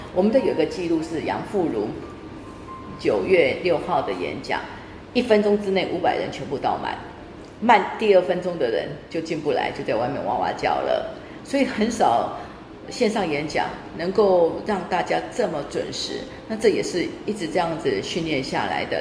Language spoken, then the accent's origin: Chinese; Zhongli, Taoyuan, Taiwan; moved away as an adult; also born or lived in Tainan, Taiwan / Taichung, Taiwan / United States; 我是在台南出生，呃，小时候都在台南混大的。那中，呃，七岁的时候到中立去读小学一年级。中立是个有很，五个族裔相处的地方